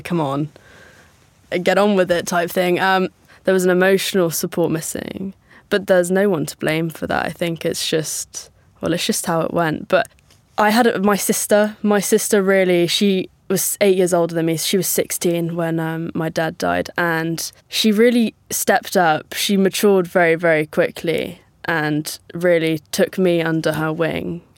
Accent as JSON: {"language": "English", "region": "Northern Ireland", "country": "United Kingdom", "tie": "born or raised there", "said": "Growing up in Northern Ireland"}